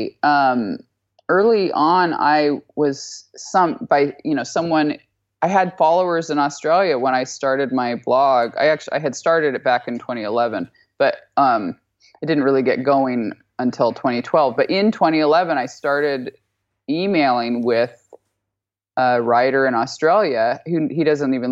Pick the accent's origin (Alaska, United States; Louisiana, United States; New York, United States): Alaska, United States; moved away; I'm from Alaska.